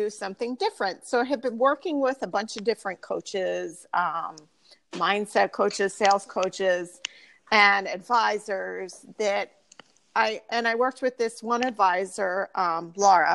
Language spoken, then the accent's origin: English; Pottstown, Pennsylvania, United States; I currently live in Pottstown, and that is where I grew up. I didn't go very far.